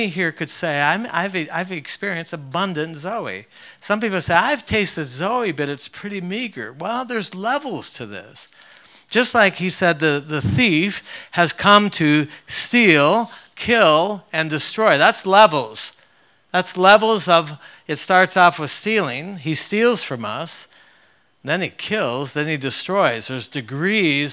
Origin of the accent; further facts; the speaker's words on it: Ontario, Canada; moved away; I grew up in Canada